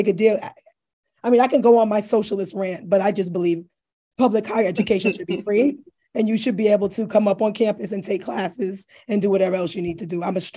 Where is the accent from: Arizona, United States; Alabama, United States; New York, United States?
New York, United States; New York City; moved away; I'm not from New Haven, but I'm from the Bronx. I'm a hood girl